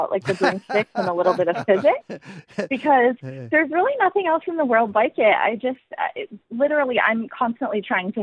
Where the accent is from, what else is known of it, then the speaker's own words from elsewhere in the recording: United States; I'm American.